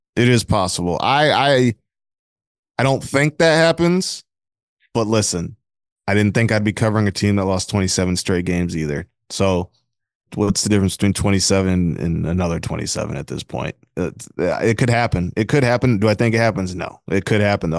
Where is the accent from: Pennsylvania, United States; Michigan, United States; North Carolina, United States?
Michigan, United States; Flint; I'm from Flint, Michigan